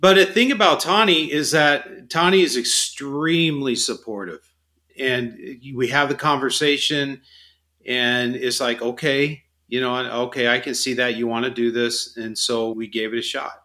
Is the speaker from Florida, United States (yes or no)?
no; Phoenix, Arizona, United States; I was born and raised in Phoenix, been here my whole life